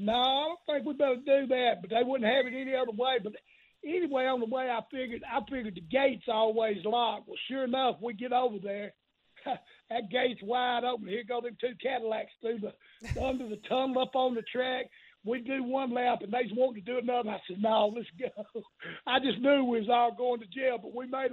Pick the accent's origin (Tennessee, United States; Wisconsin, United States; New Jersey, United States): Tennessee, United States; I started in Tennessee. I grew up around wrestling there